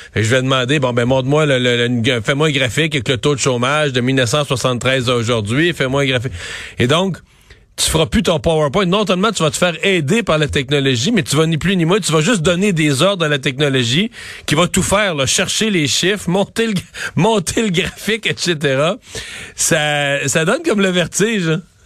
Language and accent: French; Cacouna, Quebec, Canada; je suis né à Kakuna, mais qui est Saint-Georges de Kakuna